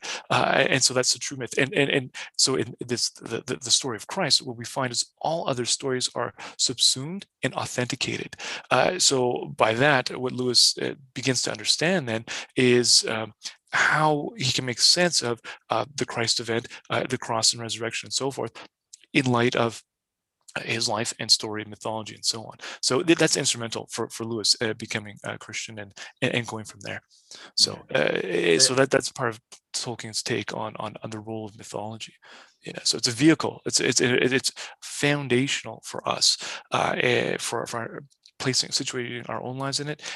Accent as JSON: {"language": "English", "town": "Edmonton", "region": "Alberta", "country": "Canada", "said": "I'm just from the Edmonton area"}